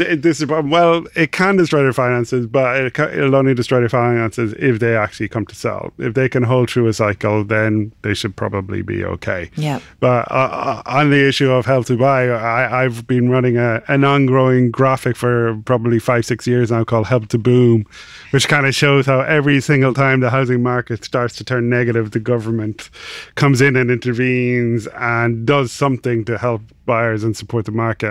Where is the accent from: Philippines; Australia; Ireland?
Ireland; accent: Irish; also born or lived in Dublin; I'm Irish, uh, obviously from the accent